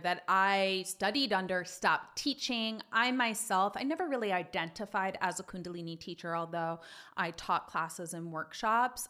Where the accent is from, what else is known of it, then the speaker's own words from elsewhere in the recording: Long Island, New York, United States; also born or lived in Manhattan East Side, New York; I'm a native New Yorker. I grew up on Long Island